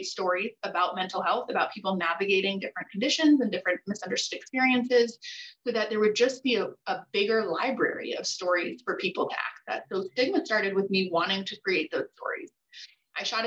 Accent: Costa Rica; I was born in Costa Rica to a father with schizophrenia.

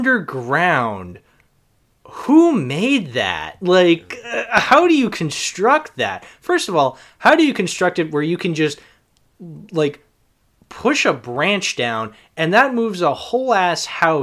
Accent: Boston, Massachusetts, United States; I grew up in Boston. I know Boston accents.

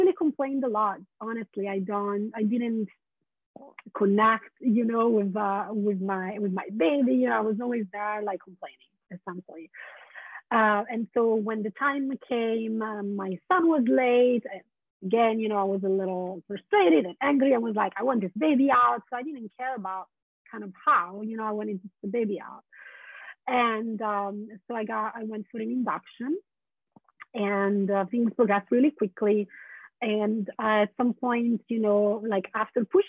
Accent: Italy; English is a second language; moved away as an adult; also born or lived in London / San Francisco; now in Portland, United States; I was born in Italy. I was born and raised

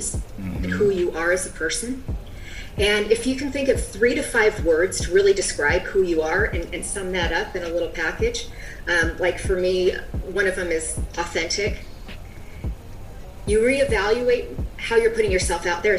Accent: Seattle, Washington, United States; I'm from the Seattle area where there's more than a Starbucks on every corner

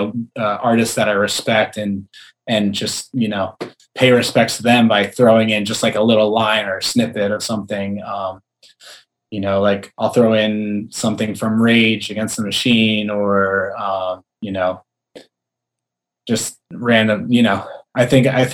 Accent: Philadelphia, Pennsylvania, United States; moved away as an adult; also born or lived in New York / Los Angeles; now in San Diego, United States; I was born outside of Philadelphia

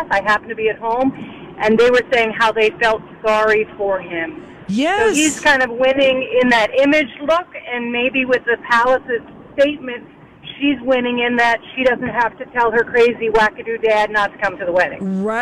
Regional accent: Bermuda; moved away; I'm from Bermuda. I grew up when the Queen came to visit, and we would be on the roadside waving.

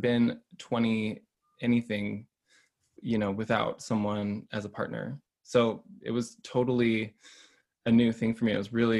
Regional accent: Boise, Idaho, United States; I am from Boise, Idaho

